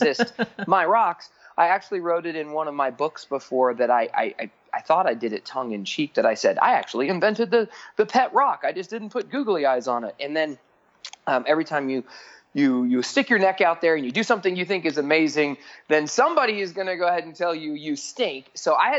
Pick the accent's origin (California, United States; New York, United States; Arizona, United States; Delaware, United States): Arizona, United States; Phoenix; I grew up in Phoenix, Arizona